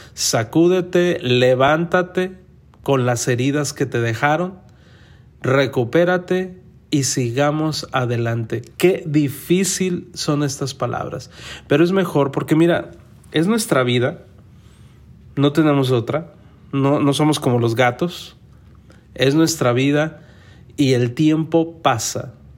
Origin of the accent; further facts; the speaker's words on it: Mexico; yo soy mexicano. En México a nosotros nos enseñaron